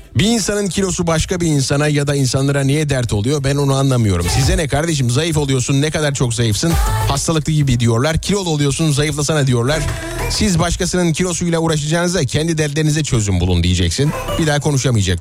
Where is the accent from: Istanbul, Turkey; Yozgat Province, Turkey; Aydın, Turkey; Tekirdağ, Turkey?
Aydın, Turkey; Nazilli; moved away; memleketimden beni dinleyen dinleyicilerime